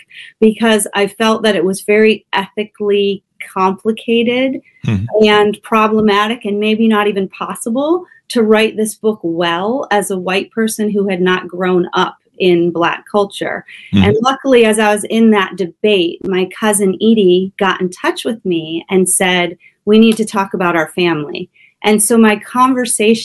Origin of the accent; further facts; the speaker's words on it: Ohio, United States; grew up in a little town in Ohio, so in kind of a small rural town